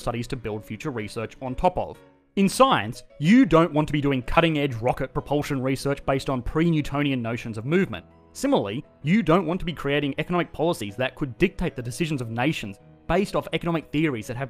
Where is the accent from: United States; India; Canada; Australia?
Australia; I am an Australian working in the finance industry in Australia